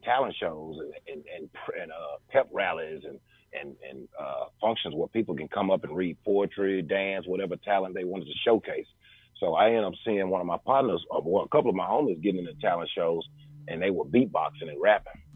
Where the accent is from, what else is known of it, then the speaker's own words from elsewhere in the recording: Memphis, Tennessee, United States; also born or lived in Frayser, Memphis / Raleigh, Memphis; I come from Raleigh, man. You know, so I grew up, you know, in North Memphis.